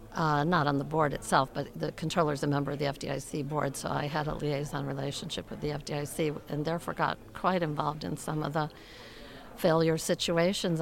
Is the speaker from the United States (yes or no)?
yes; Connecticut, United States; I grew up in Connecticut